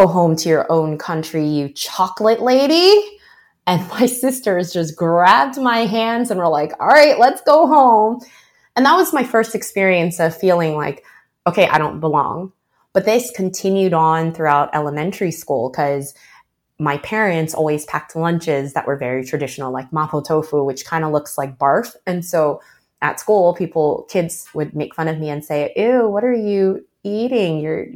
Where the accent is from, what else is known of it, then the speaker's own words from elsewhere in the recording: United States; first language Chinese; growing up Chinese American, you know, at home, my parents really didn't speak English. So with my parents, I would speak Chinese